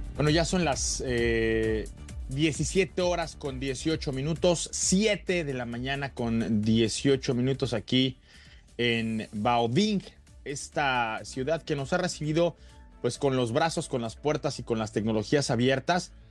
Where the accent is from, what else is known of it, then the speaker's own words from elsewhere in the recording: Mexico; un portafolio de productos que está por llegar ya a nuestro país